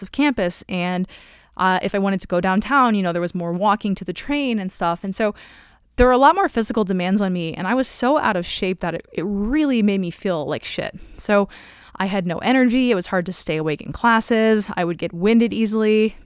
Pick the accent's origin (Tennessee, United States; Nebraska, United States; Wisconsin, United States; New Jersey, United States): Nebraska, United States; Omaha; moved away as an adult; also born or lived in Evanston, Illinois; I was coming from Omaha, Nebraska, where basically you drive everywhere.